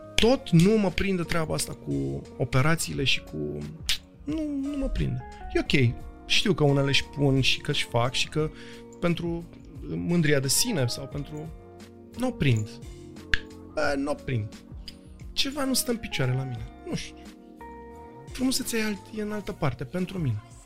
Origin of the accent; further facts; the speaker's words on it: Bucharest, Romania; sunt toți din Berceni. Noi acolo suntem o mare familie